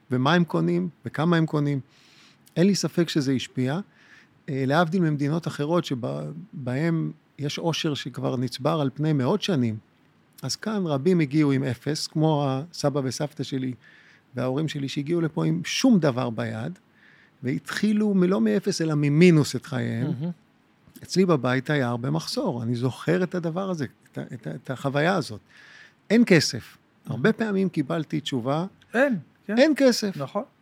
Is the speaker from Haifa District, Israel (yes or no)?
no; Jerusalem, Jerusalem District, Israel; moved away as an adult; now in Tel Aviv, Israel; אני גדלתי בקריית יובל בירושלים. אני נולדתי בקריית יובל בירושלים עד גיל ארבע, ובוא נגיד את הגדילה, את הגדילה, את ה-12-13 שנים הבאות, אחר כך העברתי בנווה יעקב.